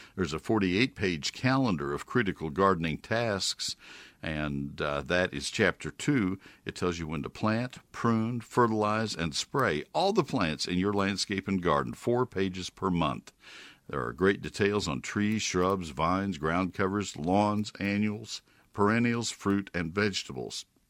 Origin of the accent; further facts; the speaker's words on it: Brazos County, Texas, United States; I grew up in Brazos County